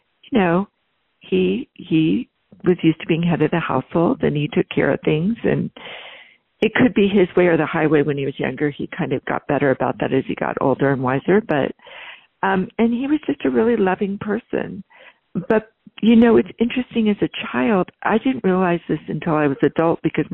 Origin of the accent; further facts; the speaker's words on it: Northern California, United States; also born or lived in East Coast, United States; I was born on the East Coast, but I was really very young. And so by the time we settled in somewhere, I was probably in my, you know, in grade school, I was in Northern California. I was raised in kind of an upper middle class